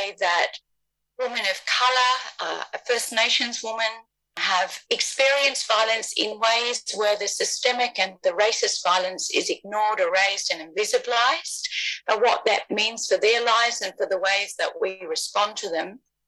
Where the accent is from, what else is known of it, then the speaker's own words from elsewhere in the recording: New Zealand; now in Australia; I come from Aotearoa. However, I've lived more on the lands of the First Peoples of this country than on my own grandfather's country.